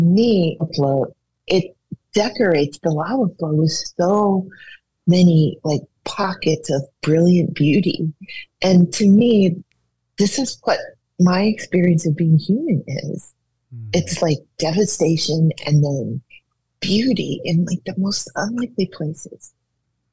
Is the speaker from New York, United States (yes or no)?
no; Hawaii, United States; moved away; also born or lived in New Orleans; I'm from Hawaii, which is an island and a tropical paradise